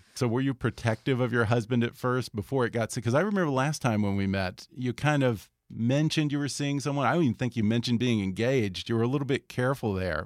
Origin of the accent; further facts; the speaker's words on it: Houston, Texas, United States; now in Los Angeles, United States; I'm from Texas too